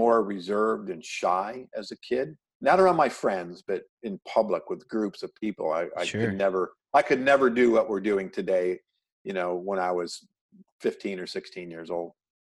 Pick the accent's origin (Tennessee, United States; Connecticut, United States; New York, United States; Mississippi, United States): New York, United States; Oswego; moved away as an adult; now in California, United States; I grew up in upstate New York.